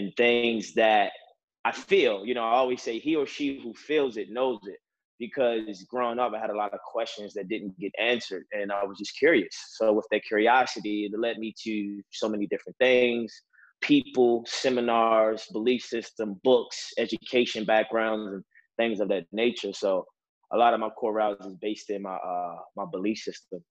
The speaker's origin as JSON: {"language": "English", "town": "Baltimore", "region": "Maryland", "country": "United States", "tie": "born or raised there", "said": "I'm from Baltimore City. Baltimore City is a very, very tough and different neighborhood. A lot of challenges growing up emotionally and mentally"}